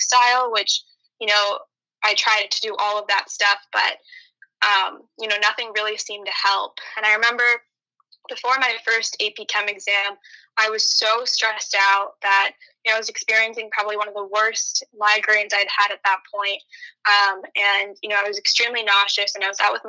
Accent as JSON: {"language": "English", "town": "Novi", "region": "Michigan", "country": "United States", "tie": "born or raised there", "said": "I grew up in Nova, Michigan, which is exactly where Zoe's from as well"}